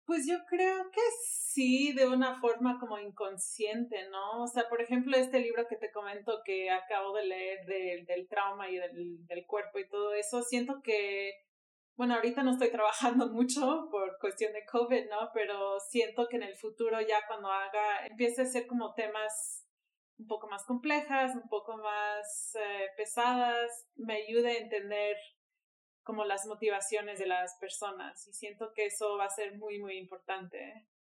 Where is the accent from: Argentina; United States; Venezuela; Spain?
United States; Miami, Florida; now in Mexico City, Mexico; soy de Miami, vivo en la Ciudad de México